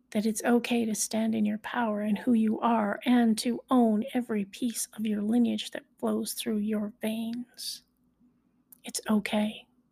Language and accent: English; High River, Alberta, Canada; I was born in High River, Alberta, so I am a High Riverite.